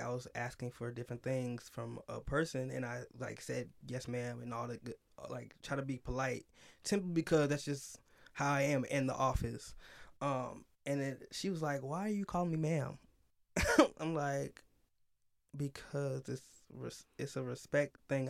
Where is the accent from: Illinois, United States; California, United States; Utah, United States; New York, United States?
Illinois, United States; Chicago; I grew up, up north in Chicago, mostly outside of Chicago, so, like, in the suburbs area